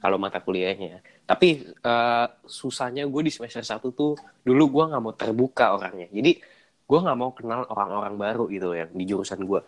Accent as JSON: {"language": "Indonesian", "region": "Jakarta", "country": "Indonesia", "moved": "as an adult", "lives_now": "Bandung, Indonesia", "said": "gua kan orang Jakarta"}